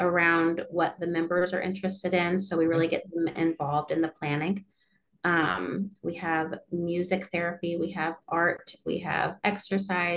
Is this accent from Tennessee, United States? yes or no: yes; Nashville, Tennessee, United States; moved away as an adult; I'm from Nashville as well.